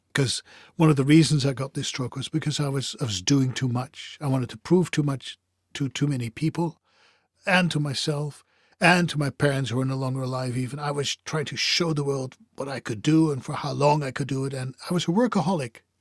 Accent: Netherlands; I come from the Europe, specifically the Netherlands. I speak different languages.

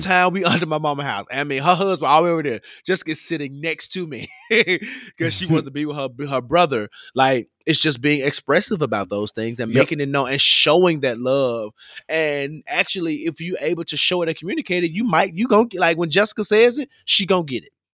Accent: Memphis, Tennessee, United States; I'm from Memphis, and Memphis is a really big capital city

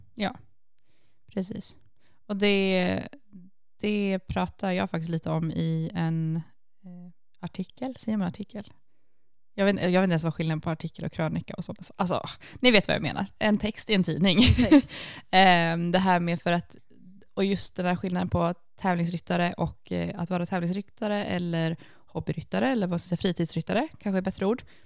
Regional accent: Sweden; now in Iceland; hemma i Sverige

